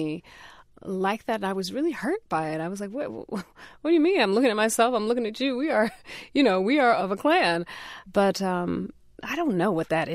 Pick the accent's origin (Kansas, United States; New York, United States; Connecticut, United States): Connecticut, United States; I am from Connecticut, so I am a New Englander